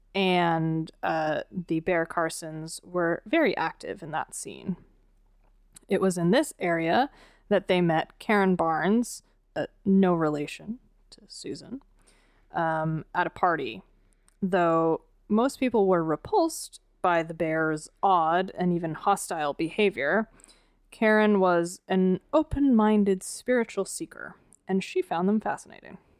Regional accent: East Coast, United States; moved away; I grew up on the East Coast with you know, ninety-five percent humidity and ninety-five degrees Fahrenheit

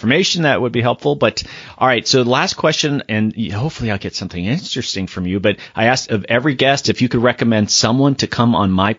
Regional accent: Florida, United States; I'm from Florida.

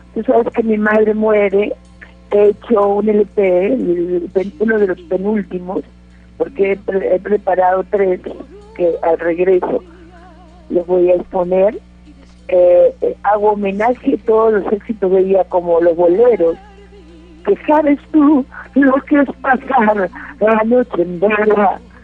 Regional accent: Peru; moved away; also born or lived in Mexico; yo en nací Perú. en Perú. En Perú.

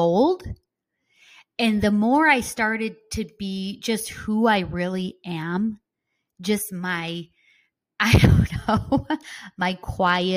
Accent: Midwest, United States; accent: Midwest; now in Florida, United States; I have my Midwest accent

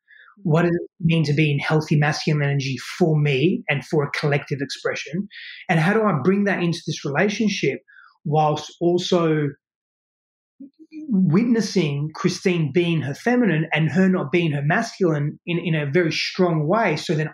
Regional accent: Australia; moved away as an adult; now in United States; I moved all of my life from Australia to here.

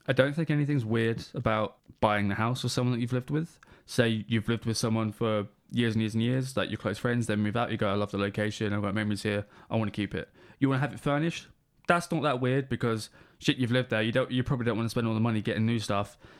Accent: England, United Kingdom; We're from England. Weather sucks.

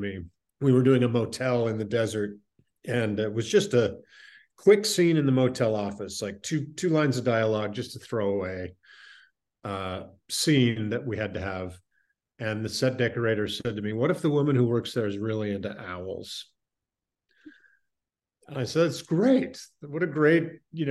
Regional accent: Salt Lake City, Utah, United States; I grew up in Salt Lake City in the 70s

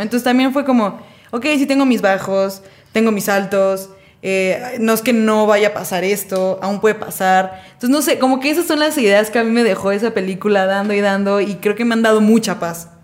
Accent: Mexico; yo soy mexicana, yo no conocía la nieve

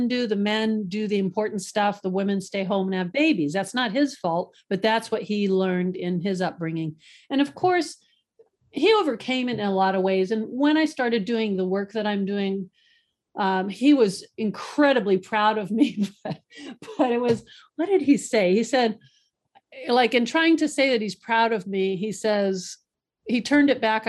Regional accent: Boca Raton, Florida, United States; moved away; also born or lived in Kingsburg, California; I actually grew up in Boca Raton, Florida

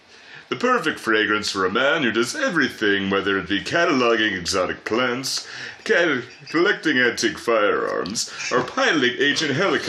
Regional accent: United States; Oh, I don't know. Okay. I'm American.

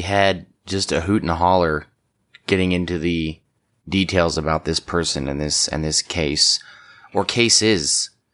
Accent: United States; I'm from Washington

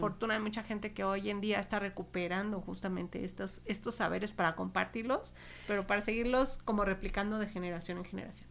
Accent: Mexico; nuestra vida cotidiana como mexicanos

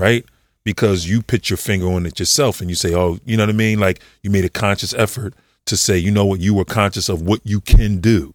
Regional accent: Philadelphia, Pennsylvania, United States; I grew up in Mount Airy

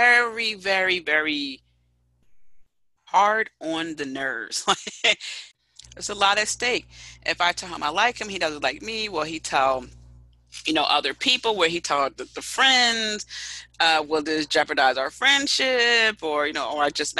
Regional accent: Philadelphia, Pennsylvania, United States; I'm already from Philadelphia.

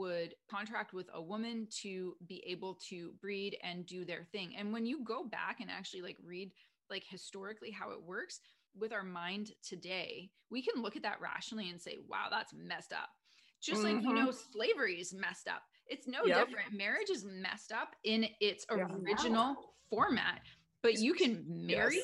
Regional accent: Canada; moved away as an adult; now in United States; I'm Canadian. I'm living in the US.

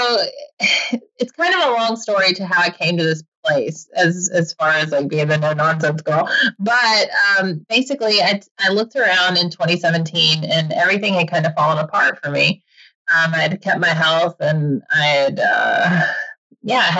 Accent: Georgia, United States; I grew up in Georgia

